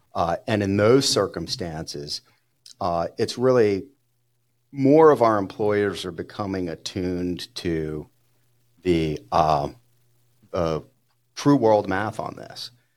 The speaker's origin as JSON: {"language": "English", "town": "New Orleans", "region": "Louisiana", "country": "United States", "tie": "born or raised there", "moved": "yes", "lives_now": "Denver, United States", "said": "growing up in New Orleans"}